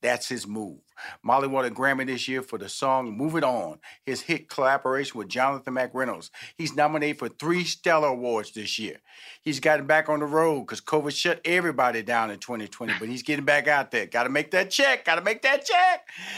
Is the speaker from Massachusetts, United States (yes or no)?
no; Houston, Texas, United States; You know, I'm from Houston, Texas. I have six sisters, two brothers